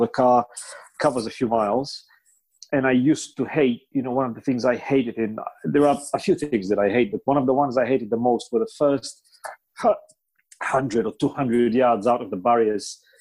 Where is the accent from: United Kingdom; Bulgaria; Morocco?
Bulgaria; first language Bulgarian; English is a second language; moved away; my native Bulgarian